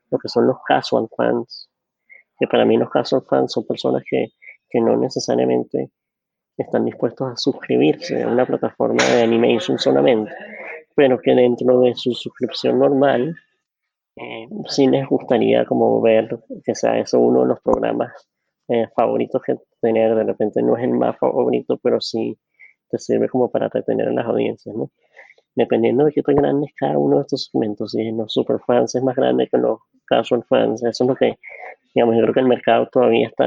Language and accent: Spanish; Venezuela; accent: super Venezuelan; now in New York, United States; Soy, venezolano, venezolano.